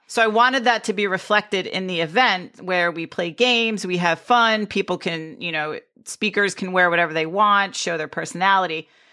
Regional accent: Greenwich, Connecticut, United States; I grew up in Greenwich, Connecticut, which was a very wealthy town with nine golf clubs

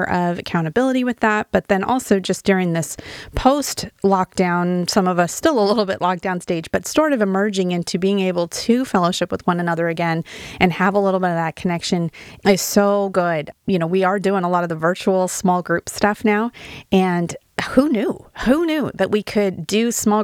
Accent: Wyoming, United States; now in Oregon, United States; I'm from Wyoming, which I love Wyoming

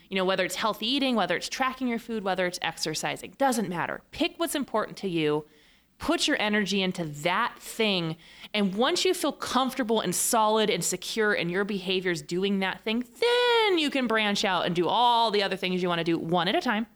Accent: Fresno, California, United States; now in San Diego, United States; I'm from Fresno.

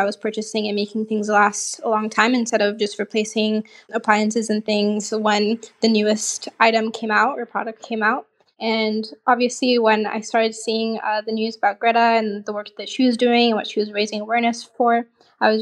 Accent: Portland, Oregon, United States; moved away as an adult; also born or lived in Lagos, Nigeria; now in Israel; I grew up in Nigeria. I lived there till I was 8 years old.

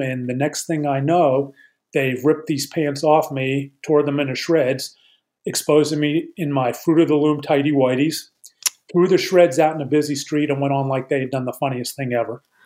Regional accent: Pittsburgh, Pennsylvania, United States; I grew up in Pittsburgh uh, in the 70s

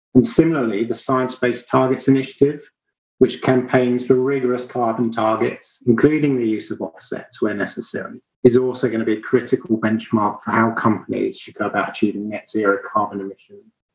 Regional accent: Sussex, South East England, United Kingdom; where I grew up in the far south of England. So, thinking of home for me, it would be the Ashdown Forest in Sussex.

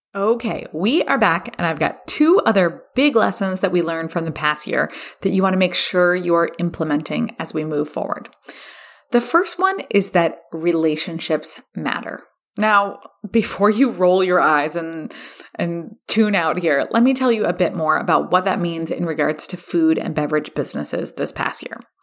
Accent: California, United States; here in my home state of California

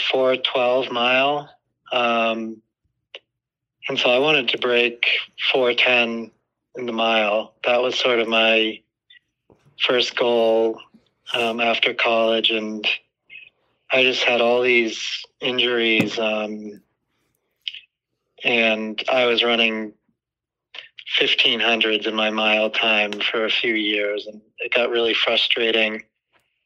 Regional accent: outside of Boston, Massachusetts, United States; I grew up outside of Boston

